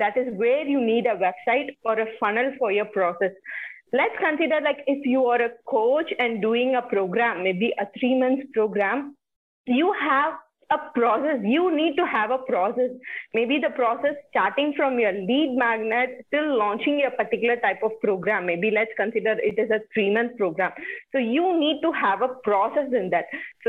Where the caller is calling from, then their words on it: India; I'm talking from India.